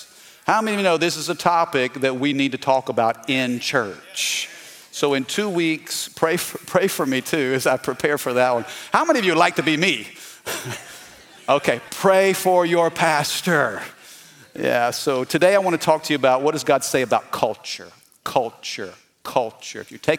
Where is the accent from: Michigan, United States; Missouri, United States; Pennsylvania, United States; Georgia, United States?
Missouri, United States; now in Baton Rouge, United States; I'm not from Louisiana. Did you know that? I'm from the Midwest, okay? I'm from Missouri, the Show Me State. And my parents moved us down to Baton Rouge in the late 80s, 87, 88.